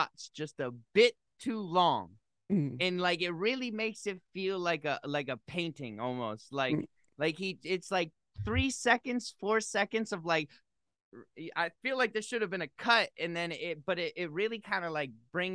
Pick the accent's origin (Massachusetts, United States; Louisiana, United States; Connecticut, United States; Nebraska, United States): Massachusetts, United States; I grew up in Massachusetts